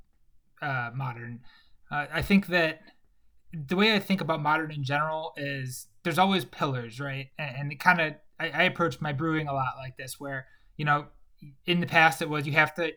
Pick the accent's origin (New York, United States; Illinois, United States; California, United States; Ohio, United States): Illinois, United States; Chicago; I grew up in Chicago